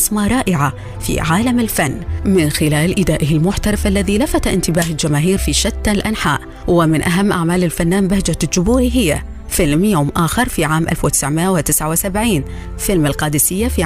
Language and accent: Arabic; Iraq; أنا رجل عراقي جبوري سني زوجتي من عشيرة شيعية المفروض بالأول عراقي